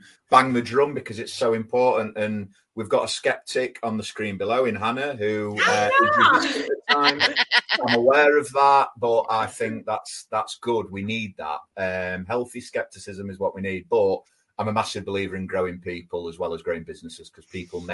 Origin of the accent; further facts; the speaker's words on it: Sheffield, Yorkshire and the Humber, United Kingdom; I'm from Sheffield.